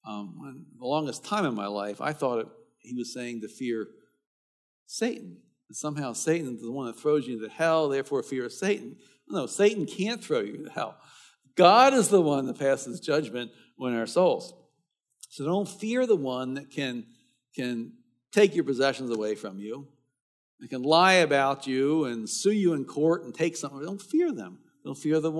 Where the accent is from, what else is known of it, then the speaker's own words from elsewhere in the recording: Baltimore, Maryland, United States; I was a teenager, growing up in Baltimore